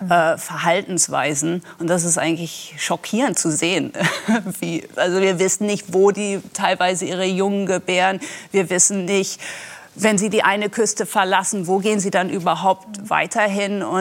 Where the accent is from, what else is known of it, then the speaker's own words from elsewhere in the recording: Wadden Sea, Netherlands; weil ich bin selber an der Nordsee aufgewachsen, am Wattenmeer in den Niederlanden.